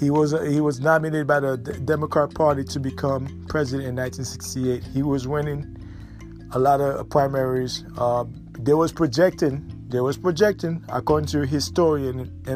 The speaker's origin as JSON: {"language": "English", "country": "United States"}